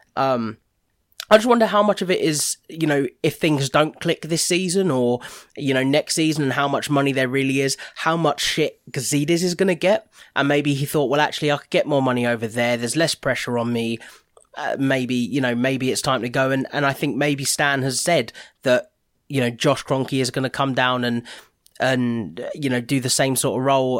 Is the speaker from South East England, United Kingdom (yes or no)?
no; Watford, East of England, United Kingdom; I was born in Watford